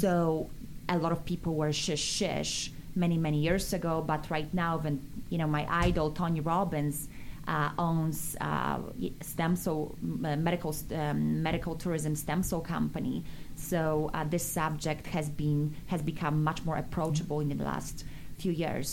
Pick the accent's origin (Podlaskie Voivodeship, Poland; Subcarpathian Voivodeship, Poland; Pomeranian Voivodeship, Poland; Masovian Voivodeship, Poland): Podlaskie Voivodeship, Poland; Bielsk Podlaski; English is a second language; now in United States; how much we wanted to study English in our little town, Bielsk Podlaski